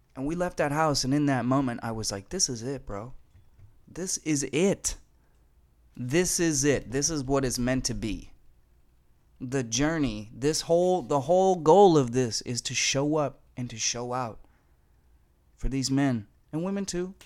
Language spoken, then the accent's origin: English; Fargo, North Dakota, United States; moved away as an adult; also born or lived in Denver / California; I come from Fargo, North Dakota